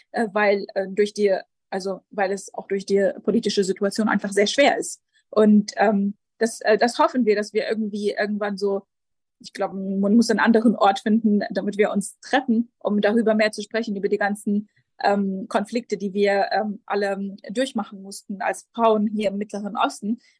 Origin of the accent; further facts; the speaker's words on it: Jerusalem, Palestine; German is a second language; also born or lived in Lebanon / Göttingen; Ich bin äh, hier in Jerusalem aufgewachsen und ähm, geboren und in der, in der, deutschen Schule hier an der Schmidt-Schule gegangen.